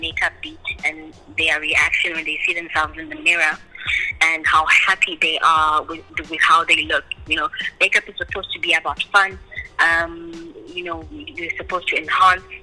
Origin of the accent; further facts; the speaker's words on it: Nongoma, KwaZulu-Natal, South Africa; moved away; I grew up in Mwenongoma, Gwalindizwe, at a village called Gwalindizwe.